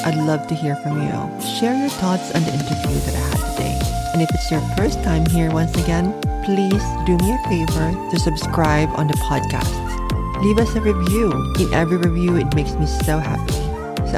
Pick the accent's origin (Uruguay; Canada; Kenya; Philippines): Philippines; moved away; I'm Filipino